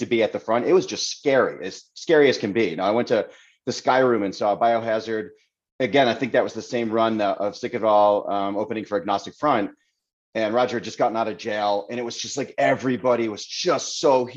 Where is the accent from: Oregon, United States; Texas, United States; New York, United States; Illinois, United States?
New York, United States; Seneca Falls; I grew up in Waterloo, Seneca Falls